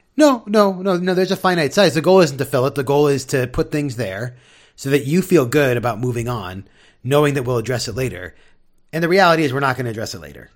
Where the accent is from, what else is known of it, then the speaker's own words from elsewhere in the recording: San Diego, California, United States; now in Seattle, United States; growing up in San Diego